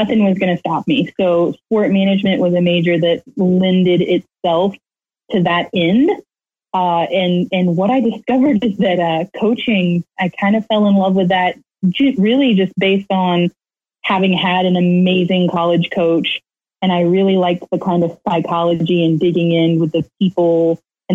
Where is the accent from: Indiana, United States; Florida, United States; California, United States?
Florida, United States; Lake Wales; I'm from right here in Central Florida. I grew up in Lake Wales, right smack in the middle of Polk County.